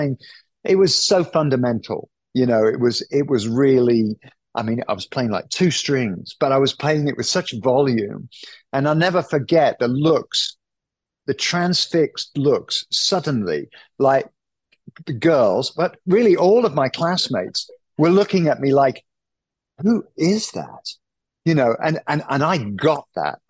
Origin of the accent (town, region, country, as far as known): United Kingdom